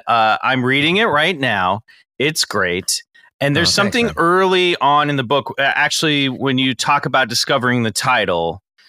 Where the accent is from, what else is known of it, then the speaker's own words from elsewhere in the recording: suburbs of Kansas, United States; moved away; growing up as a kid in the suburbs of Kansas